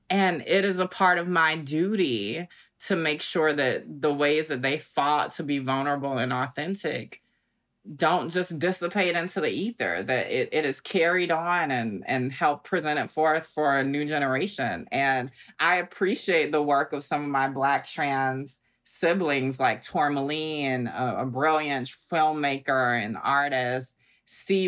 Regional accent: Augusta, Georgia, United States; now in Brooklyn, United States; I'm from Augusta, Georgia, like you said, Southern girl

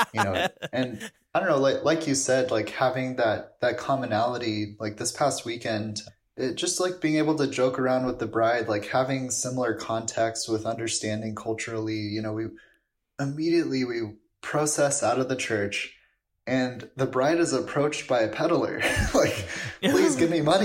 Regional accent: Los Angeles, California, United States; moved away as an adult; now in Florence, Italy; a place like LA where I'm from

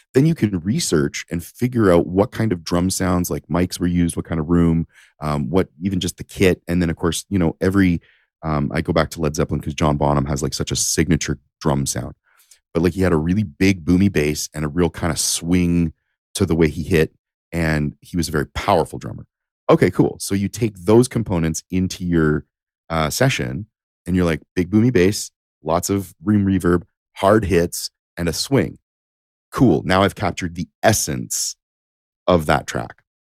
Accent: Windsor, Ontario, Canada; also born or lived in Japan; I'm from Ontario

